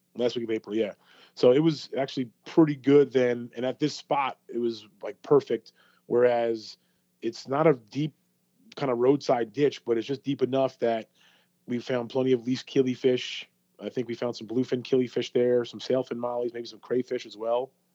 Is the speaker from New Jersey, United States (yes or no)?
no; New York, United States; now in Florida, United States; I grew up in New York